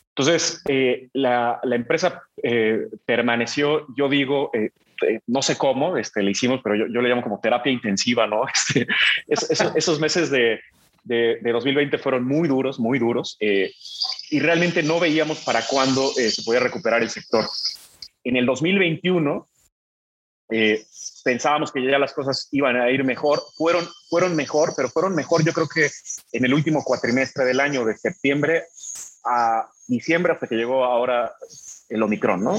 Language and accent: Spanish; Mexico; en mi país